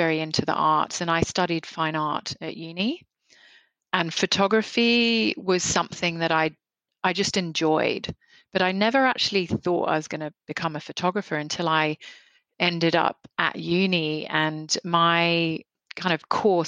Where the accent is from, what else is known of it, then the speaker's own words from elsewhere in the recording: Nairobi, Kenya; now in Australia; I grew up in Nairobi in Kenya, and it was I feel like I had a very fortunate upbringing.